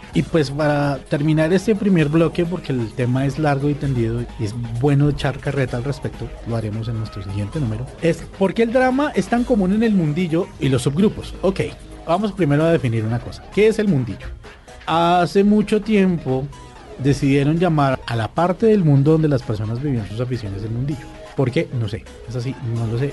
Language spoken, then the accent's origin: Spanish; Colombia; como colombianos